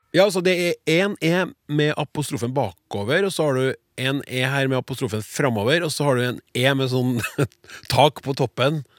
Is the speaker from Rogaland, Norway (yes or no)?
no; Trøndelag, Norway; Jeg får lyst som trønder til å si hæ